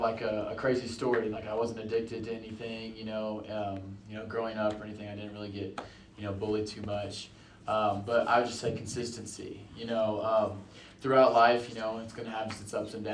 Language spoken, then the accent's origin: English; Canyon Lake, Texas, United States; also born or lived in Evansville, Indiana; we moved to Canyon Lake, Texas.